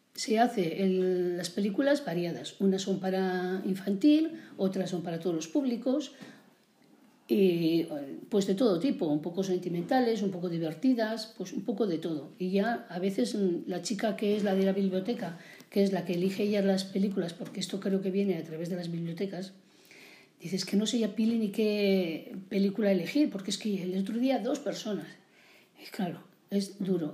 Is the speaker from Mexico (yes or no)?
no; Villarcayo, Castile and León, Spain; also born or lived in Montejo de Cebas; yo soy nacida en Villarcayo, como has dicho muy bien, de Merinda de Castilla-La Vieja